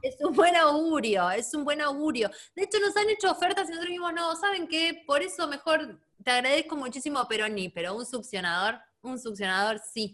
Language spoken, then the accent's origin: Spanish; Neuquén, Argentina; also born or lived in Buenos Aires; eso es re de Neuquina, porque, porque eh, Neuquén está muy cerca de Chile